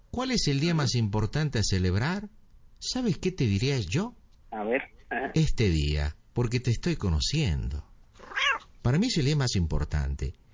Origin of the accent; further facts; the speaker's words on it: Buenos Aires, Argentina; also born or lived in California; Yo nací en California. Pero cuando tenía tres años, eh, mi, madre me llevó a Buenos Aires